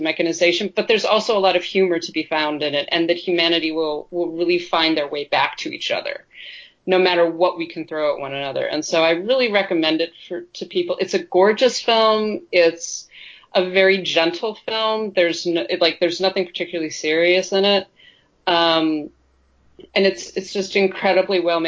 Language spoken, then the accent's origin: English; New York, United States; I grew up in New York, like my household, we were Yankees fans.